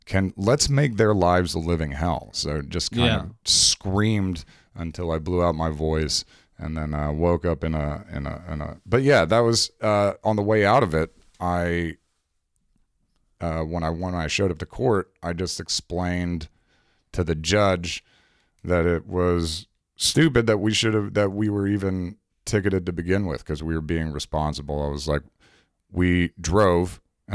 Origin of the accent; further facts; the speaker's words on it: the South, United States; accent: southern; now in Chicago, United States; I think I kind of had a bit of a southern. I was raised in the South. When I came up to Chicago, everyone gave me shit for having a southern accent.